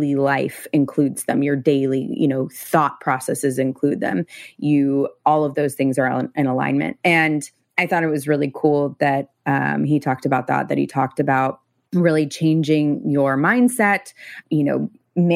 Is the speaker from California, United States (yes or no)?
yes; coastal California, United States; I grew up here